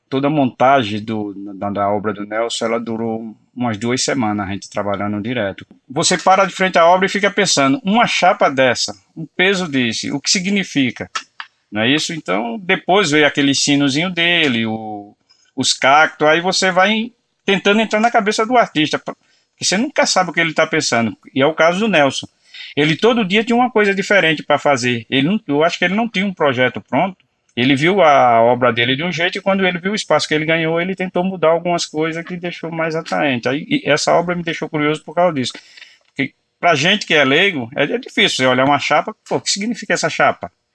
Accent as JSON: {"language": "Portuguese", "region": "Pernambuco", "country": "Brazil", "moved": "yes", "lives_now": "São Paulo, Brazil", "said": "sou pernambucano"}